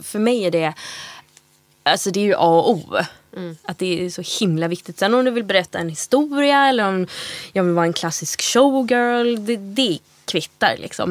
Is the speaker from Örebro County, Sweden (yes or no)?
no; Gothenburg, Västra Götaland, Sweden; vi kommer från Göteborg